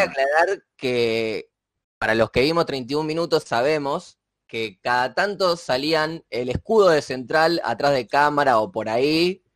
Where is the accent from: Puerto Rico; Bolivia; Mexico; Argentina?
Argentina; como argentino